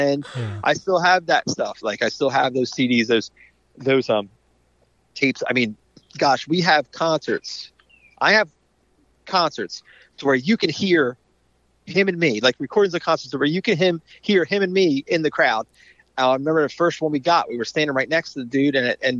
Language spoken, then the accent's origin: English; New Jersey, United States; I mean, we're from South Jersey.